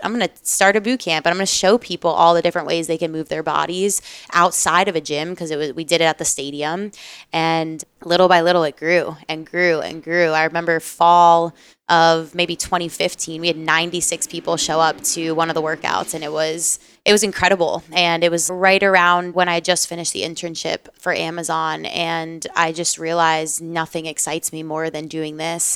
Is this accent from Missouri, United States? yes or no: no; Pembroke Pines, Florida, United States; I grew up in South Florida, born and raised in the nine five four, so Fort Lauderdale, uh, area, Pembroke Pines specifically